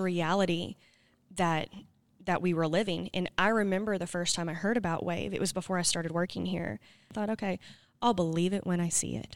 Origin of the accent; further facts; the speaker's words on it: Scranton, Arkansas, United States; I'm from Scranton